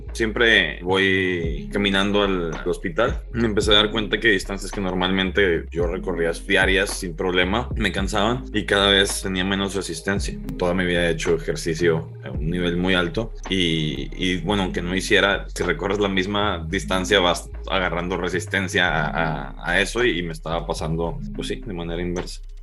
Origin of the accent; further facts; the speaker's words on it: Monterrey, Nuevo León, Mexico; Soy de Monterrey, Nuevo León